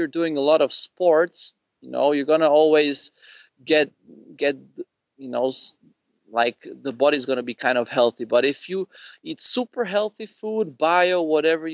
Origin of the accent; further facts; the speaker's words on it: Prague, Czechia; I grew up in Prague